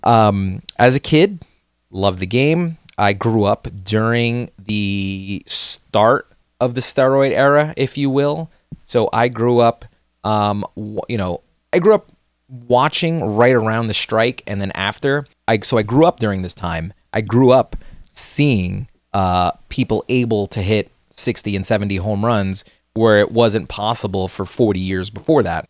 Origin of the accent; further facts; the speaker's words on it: New Jersey, United States; we are from New Jersey. Uh, we're born and raised in New Jersey